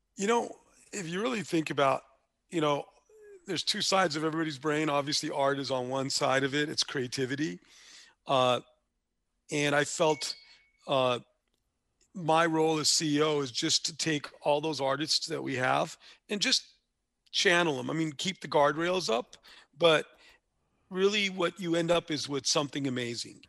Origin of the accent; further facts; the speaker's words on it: Los Angeles, California, United States; where I grew up in East Hollywood was probably three blocks from where Chavo grew up